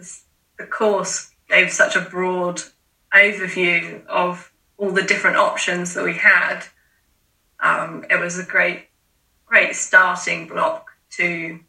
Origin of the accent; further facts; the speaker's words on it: Ringwood, South East England, United Kingdom; also born or lived in Portsmouth; So I grew up in Ringwood, so not a million miles away from Portsmouth.